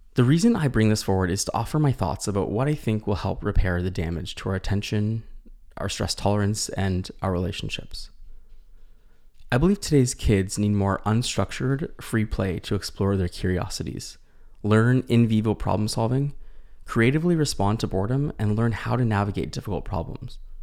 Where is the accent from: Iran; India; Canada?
Canada; as a Canadian clinician